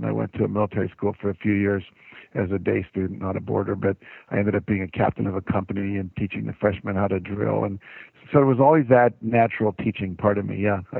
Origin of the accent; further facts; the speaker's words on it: West Virginia, United States; I grew up in West Virginia, it would snow in the winter